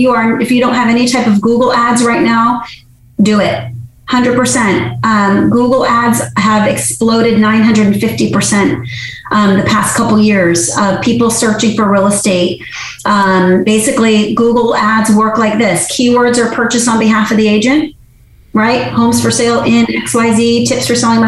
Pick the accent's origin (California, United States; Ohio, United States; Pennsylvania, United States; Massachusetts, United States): Massachusetts, United States; moved away; I'm originally from Massachusetts, born and raised